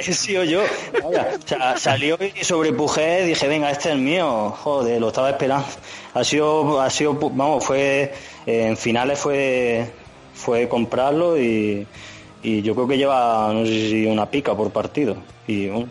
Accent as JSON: {"language": "Spanish", "town": "Linares", "region": "Andalusia", "country": "Spain", "moved": "as an adult", "lives_now": "Madrid, Spain", "said": "yo soy andaluz, soy soy, de Linares"}